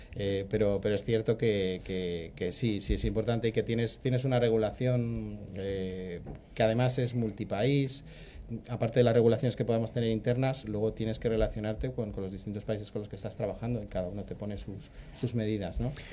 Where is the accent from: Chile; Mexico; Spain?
Spain; Madrid, Community of Madrid; also born or lived in Pergamino, Argentina; por mi acento notaréis que, bueno, soy de Chamartín